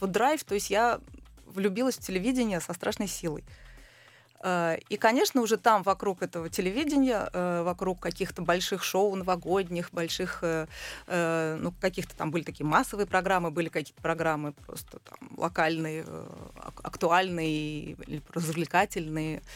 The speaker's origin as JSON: {"language": "Russian", "country": "Israel", "tie": "born or raised there", "also_born_or_lived": "Russia", "moved": "yes", "said": "я росла в Израиле"}